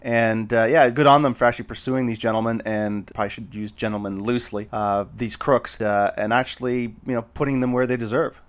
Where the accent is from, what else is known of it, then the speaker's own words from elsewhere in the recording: Canada; as a Canadian